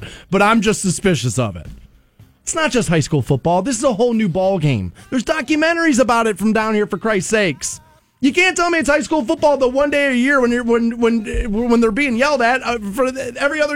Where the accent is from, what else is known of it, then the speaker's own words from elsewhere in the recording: Aurora Shores, Ohio, United States; I grew up in Aurora Shores, right? That's a nice neighborhood